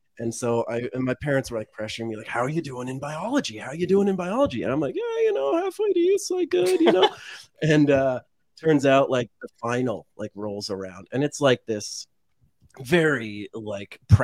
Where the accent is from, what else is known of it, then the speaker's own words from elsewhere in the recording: the Valley, California, United States; also born or lived in San Francisco; I grew up in the Valley.